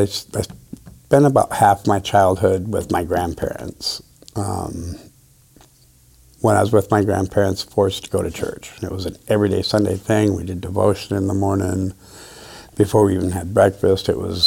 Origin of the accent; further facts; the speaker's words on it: Midwest, United States; now in Grants Pass, United States; technically, Grants Pass isn't even my hometown. I'm from the Midwest.